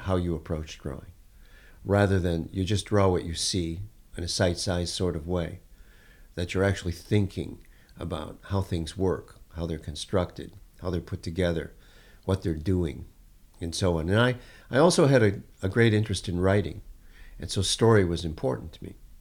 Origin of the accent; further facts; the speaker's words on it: Detroit, Michigan, United States; I grew up in Detroit